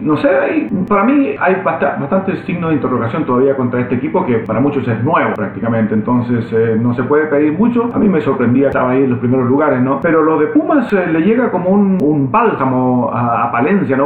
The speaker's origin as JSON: {"language": "Spanish", "country": "Chile", "said": "yo siendo chileno"}